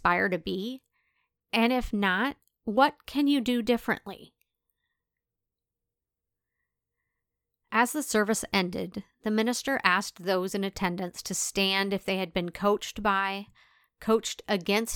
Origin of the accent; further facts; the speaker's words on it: De Smet, South Dakota, United States; moved away; my hometown in rural South Dakota